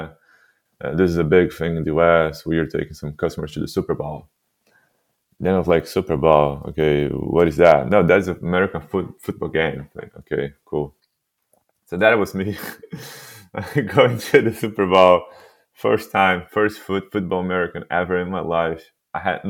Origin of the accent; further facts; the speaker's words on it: Santos, São Paulo, Brazil; English is a second language; moved away; I was born in a city called Santos in Brazil